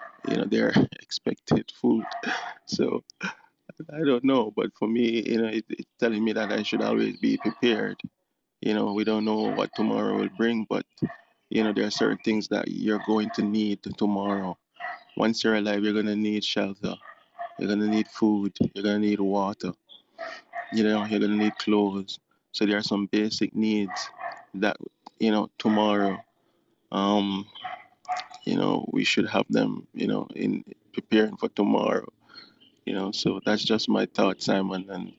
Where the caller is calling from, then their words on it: Jamaica; from Jamaica.